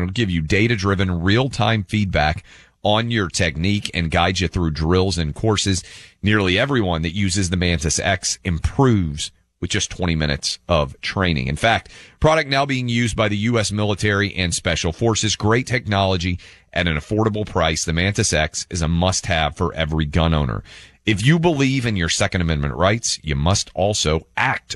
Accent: Nashville, Tennessee, United States; Nashville, my hometown

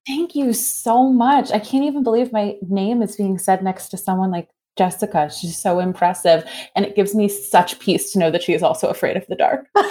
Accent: East Coast, United States; I grew up on the East Coast

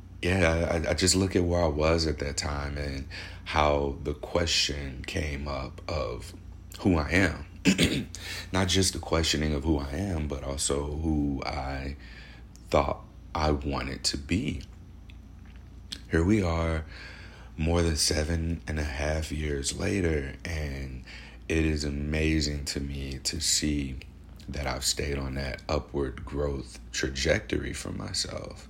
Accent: St. Louis, Missouri, United States; moved away as an adult; now in Portland, United States; I am at home in St. Louis, Missouri.

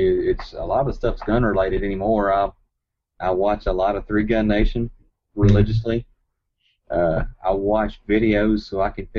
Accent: Centerville, Tennessee, United States; I actually grew up in a small town in Hickman County. It's really, I mean, it's very rural, very.

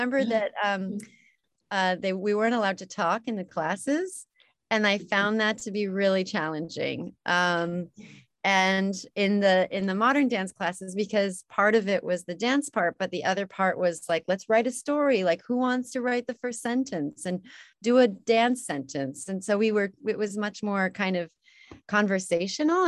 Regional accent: Salt Lake City, Utah, United States; I was born in Utah, in Salt Lake City, Utah

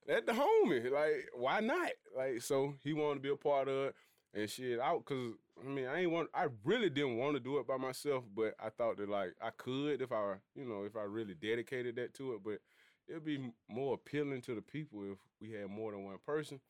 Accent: Birmingham, Alabama, United States; I'm from Birmingham

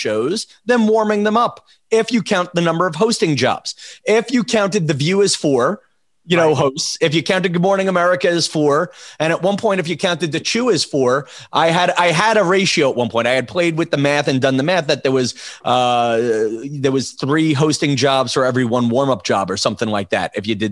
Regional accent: Massapequa, New York, United States; also born or lived in Brooklyn, New York; I grew up in Brooklyn, born in Brooklyn, raised in Massapequa, Long Island.

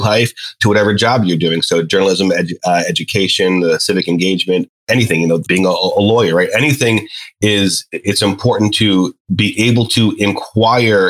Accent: New York, United States; now in Charlotte, United States; I'm originally from New York

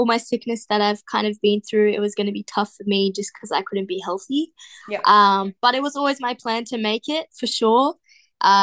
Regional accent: Sydney, New South Wales, Australia; Playing under my dad in my hometown at the Sydney Flames

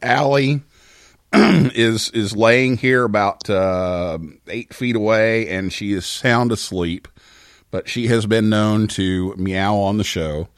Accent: Vincennes, Indiana, United States; moved away; I went to my hometown

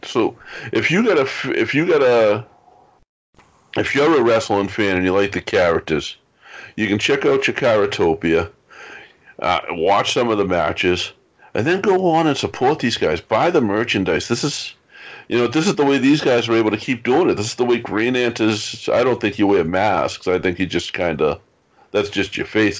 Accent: Boston, Massachusetts, United States; I grew up in South Boston, Massachusetts.

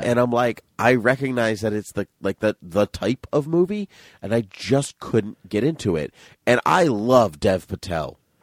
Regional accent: New Bedford, Massachusetts, United States; we grew up in New Bedford

